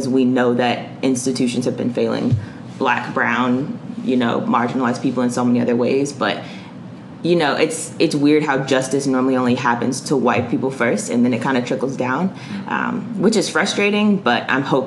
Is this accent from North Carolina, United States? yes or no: yes; Charlotte, North Carolina, United States; I grew up in Greer Heights, which is like a low-income community in Charlotte